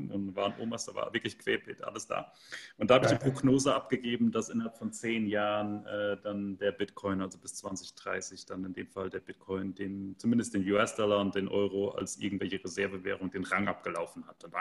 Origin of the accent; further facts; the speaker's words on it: Central Germany, Germany; in dem Dorf, in, in dem ich geboren bin, wo ich herkomme, also so ein 500 Einwohner Dorf in der Mitte von Deutschland, kennt kein Mensch